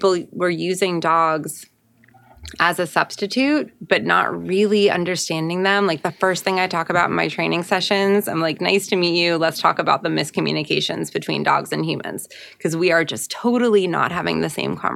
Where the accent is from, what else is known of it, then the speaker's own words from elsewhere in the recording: New York, United States; I grew up in New York